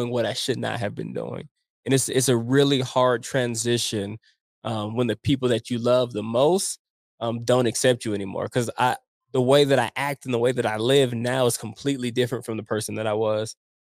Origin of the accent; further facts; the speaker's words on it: Denver, Colorado, United States; growing up in Montbello with my friends and my family